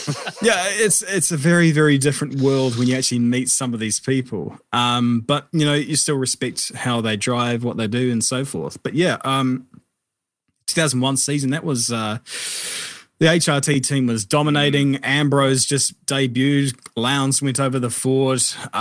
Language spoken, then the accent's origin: English; New Zealand; I think really for a lot of kids growing up, it all starts with cars